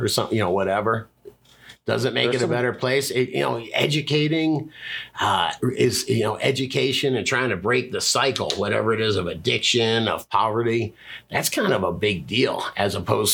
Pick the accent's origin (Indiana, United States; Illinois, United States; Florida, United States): Florida, United States; South; now in Fort Collins, United States; I'm from South Florida.